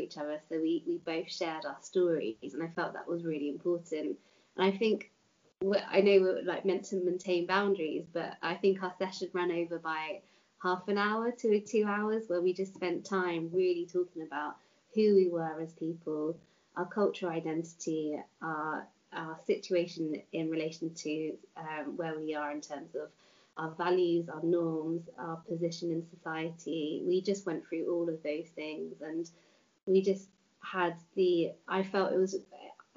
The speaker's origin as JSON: {"language": "English", "region": "London", "country": "United Kingdom", "moved": "yes", "lives_now": "South West England, United Kingdom", "said": "I'm from London, so I moved to the Southwest"}